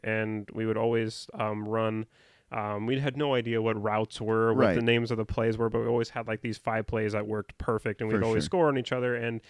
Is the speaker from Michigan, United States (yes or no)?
no; Vancouver, Washington, United States; born and {S2} raised in Vancouver, Washington, has very, very rarely have left it.